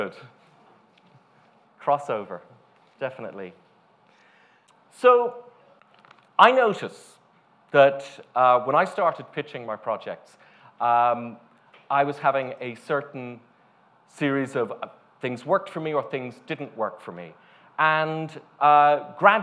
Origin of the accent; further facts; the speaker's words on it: Ireland; moved away; also born or lived in United States; Originally, I'm from Ireland, then working here